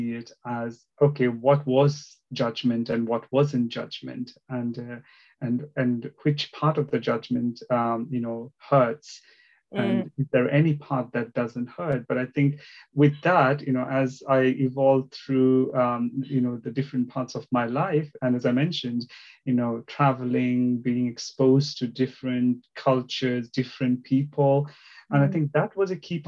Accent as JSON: {"language": "English", "country": "India", "tie": "born or raised there", "also_born_or_lived": "Northeast India / South India", "second_language": "English", "moved": "yes", "lives_now": "United Kingdom", "said": "I was born in the northeast of India and then moved more towards the southern part of India"}